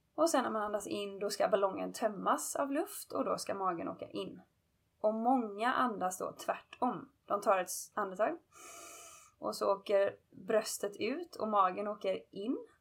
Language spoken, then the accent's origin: Swedish; Gothenburg, Västra Götaland, Sweden; now in Los Angeles, United States; är hemma över julafton och nyår hemma i Göteborg. Men jag bor annars